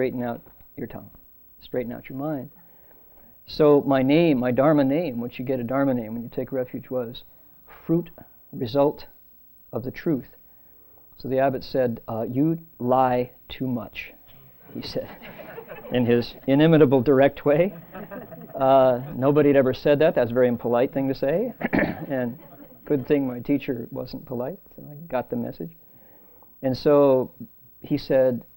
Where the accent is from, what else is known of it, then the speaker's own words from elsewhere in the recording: Toledo, Ohio, United States; moved away; I grew up a Methodist in Toledo, Ohio